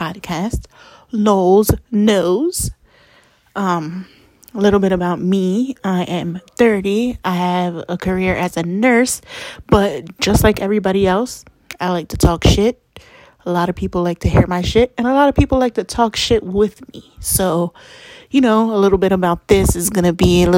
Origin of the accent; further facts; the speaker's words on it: Lancaster, Pennsylvania, United States; I am from Lancaster, Pennsylvania